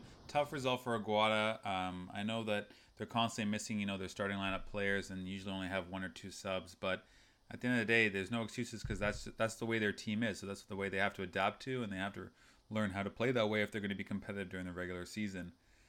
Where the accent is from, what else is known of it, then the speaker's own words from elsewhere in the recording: Brazil; So I grew up only in Brazil and watching them.